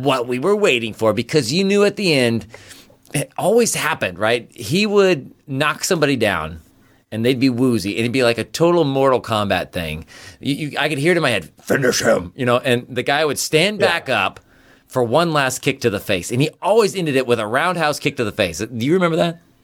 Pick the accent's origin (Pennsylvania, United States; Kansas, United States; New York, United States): Kansas, United States; memories from our time growing up in Kansas